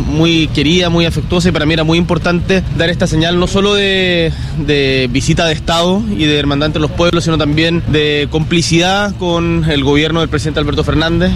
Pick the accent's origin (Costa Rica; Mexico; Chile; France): Chile; Patagonia; Yo nací, y me crié en la Patagonia.